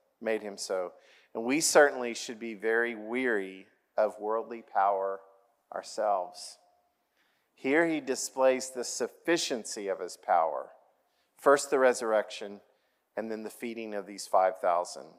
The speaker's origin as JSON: {"language": "English", "region": "Oklahoma", "country": "United States", "tie": "born or raised there", "said": "I grew up in Oklahoma"}